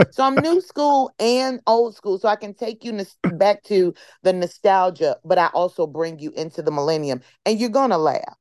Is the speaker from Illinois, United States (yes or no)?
yes; Chicago, Illinois, United States; my hometown, Chicago